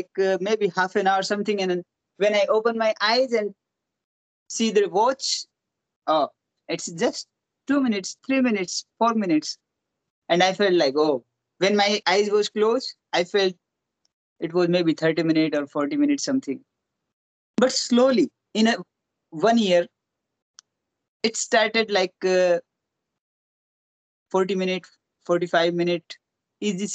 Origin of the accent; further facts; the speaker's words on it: Rajasthan, India; I born in Rajasthan